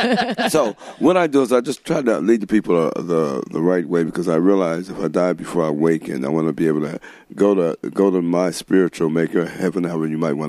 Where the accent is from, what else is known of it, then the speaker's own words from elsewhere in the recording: Dover, Ohio, United States; moved away; also born or lived in New Philadelphia, Ohio; growing up in Dover, Ohio, New Philadelphia